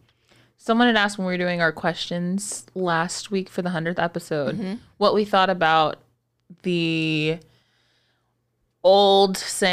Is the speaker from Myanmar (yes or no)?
no; Texas, United States; I'm from Texas.